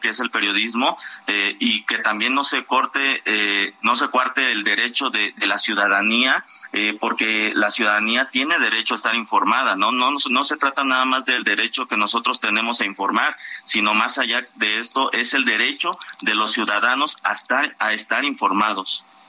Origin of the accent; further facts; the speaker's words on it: Guerrero, Mexico; en Guerrero, que es de donde yo soy originario